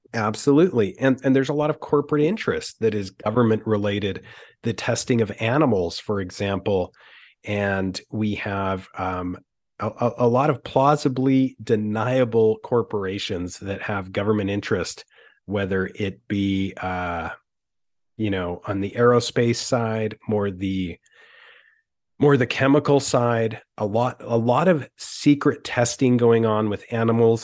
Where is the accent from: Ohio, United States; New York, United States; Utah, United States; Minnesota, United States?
Utah, United States; living in Utah and growing up in Utah